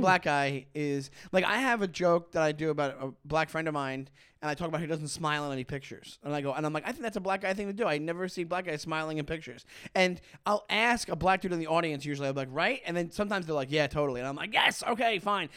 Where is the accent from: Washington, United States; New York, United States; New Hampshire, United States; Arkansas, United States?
New York, United States; Long Island; moved away as an adult; now in Brooklyn, United States; I grew up in Long Island, and I grew up a half hour from New York City